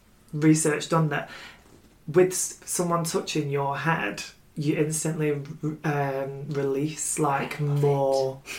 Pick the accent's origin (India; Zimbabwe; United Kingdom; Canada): United Kingdom